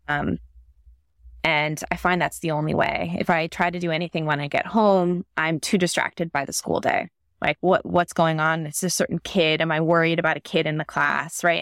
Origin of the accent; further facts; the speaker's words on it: Northern Virginia, United States; moved away; also born or lived in New York City; I grew up in Northern Virginia in like the suburbs of DC